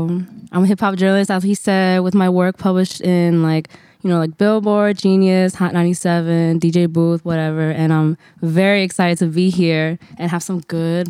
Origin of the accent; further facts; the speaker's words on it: New Jersey, United States; I'm from Jersey.